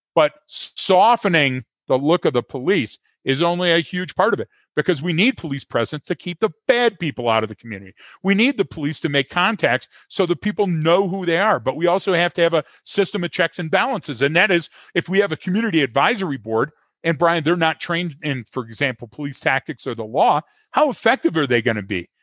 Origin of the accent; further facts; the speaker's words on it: Detroit, Michigan, United States; I'm born and bred in Detroit